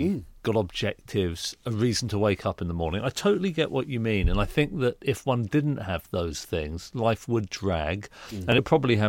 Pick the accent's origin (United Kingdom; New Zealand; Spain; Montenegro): United Kingdom; Reading, South East England; I grew up in suburban Reading